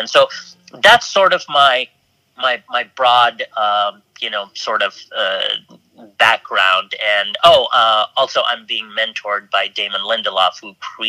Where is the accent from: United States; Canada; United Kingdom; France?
United Kingdom; England; born there; but I'm actually British. I was born in England and sort of grew up all over the world.